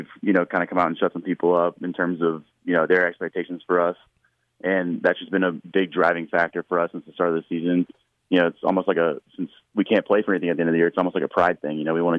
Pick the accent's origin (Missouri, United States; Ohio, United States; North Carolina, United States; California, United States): North Carolina, United States; moved away; it's in my home state.